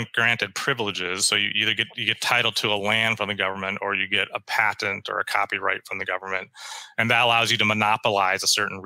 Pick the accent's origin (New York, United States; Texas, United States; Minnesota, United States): Minnesota, United States; Minneapolis; I'm from Minneapolis, and when I grew up here in the 70s